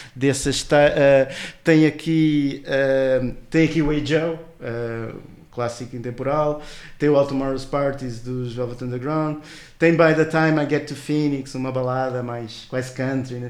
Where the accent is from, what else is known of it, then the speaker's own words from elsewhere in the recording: Portugal; para nós portugueses